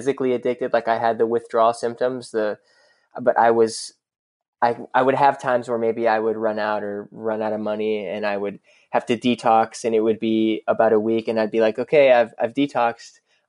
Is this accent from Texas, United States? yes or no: yes; Dallas, Texas, United States; I grew up in Dallas, and I grew up in Dallas proper